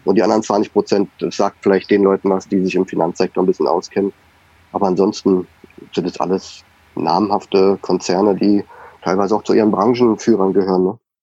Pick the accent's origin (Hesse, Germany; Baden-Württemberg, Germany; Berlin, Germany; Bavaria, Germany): Bavaria, Germany; moved away as an adult; Wir kommen nur aus Bayern und lieben an unseren Leberkäse, unsere Weißwurst.